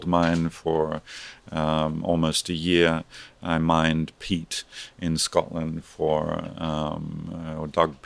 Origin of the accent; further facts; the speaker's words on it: Australia; moved away as an adult; I grew up in Australia